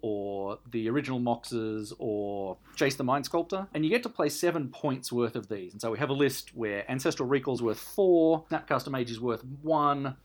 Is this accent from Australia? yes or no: yes; Canberra, Australian Capital Territory, Australia; I'm from Canberra